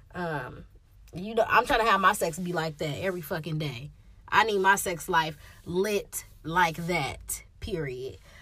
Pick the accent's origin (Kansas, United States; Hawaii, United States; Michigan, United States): Michigan, United States; Detroit; I'm from Detroit